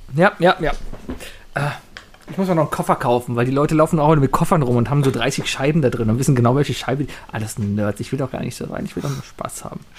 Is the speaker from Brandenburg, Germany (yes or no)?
no; Cologne, North Rhine-Westphalia, Germany; als Kölner, als Rheinländer